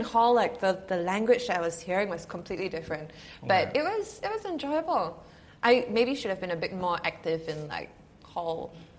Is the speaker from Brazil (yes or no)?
no; Singapore; I went to CHIJ Topayo, so I'm a convent girl through and through for 10 years.